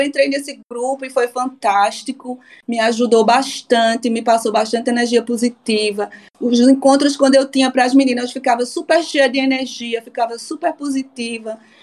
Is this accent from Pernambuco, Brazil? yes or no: yes; Recife, Pernambuco, Brazil; moved away as an adult; now in Stockholm, Sweden; Sou de Recife, Brasil, né? Pernambucana